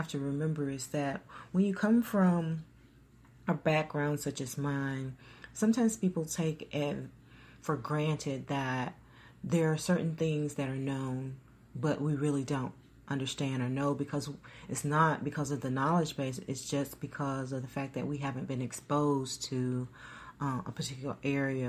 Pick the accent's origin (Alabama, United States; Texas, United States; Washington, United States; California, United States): Alabama, United States; Troy; I'm from the Troy, Alabama area